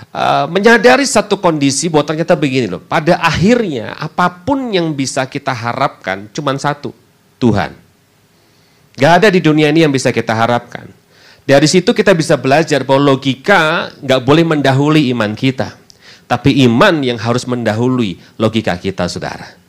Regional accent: Semarang, Central Java, Indonesia; also born or lived in Bandung; sudah semenjak tahun lalu saya bersama dengan keluarga pindah ke kota Semarang, kota asal saya. Eh, setelah kurang lebih sekitar 17 tahun tinggal di kota Bandung, saudara.

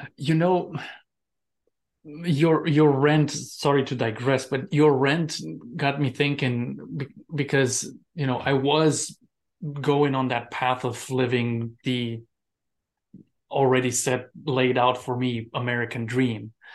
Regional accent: Romania; moved away as an adult; now in United States; when I came from Romania

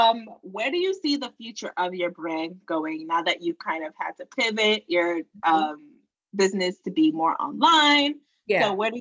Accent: New York, United States; I'm from New York

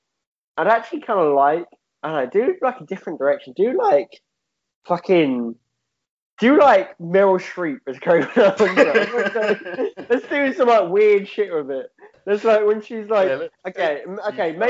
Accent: United Kingdom; I'm British. We're both British

